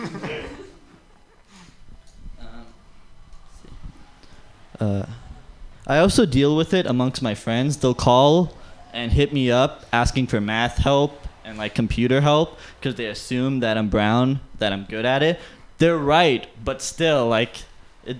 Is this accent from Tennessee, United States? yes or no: no; San Jose, California, United States; born and raised in the Bay Area